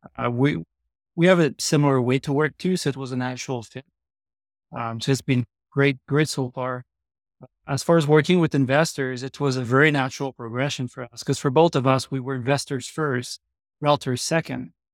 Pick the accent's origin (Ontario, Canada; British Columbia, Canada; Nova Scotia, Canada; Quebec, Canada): Quebec, Canada; Trois-Rivières; moved away as an adult; now in Calgary, Canada; I grew up in Trois-Rivières, Quebec. I moved to Calgary eleven years ago